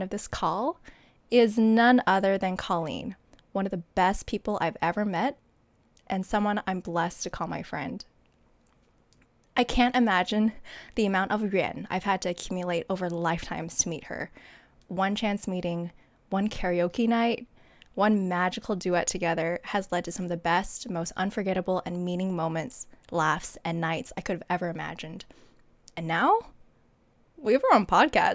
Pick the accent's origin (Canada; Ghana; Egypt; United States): United States; Hawaii; also born or lived in Taiwan; I'm from Hawaii.